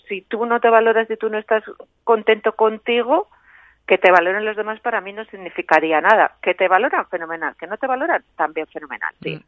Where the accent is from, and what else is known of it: Cuenca, Castilla-La Mancha, Spain; born or raised there; also born or lived in Ireland